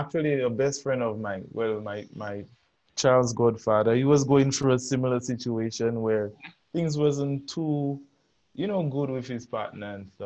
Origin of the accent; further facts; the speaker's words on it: Choiseul, St. Lucia; I'm from Choiseul.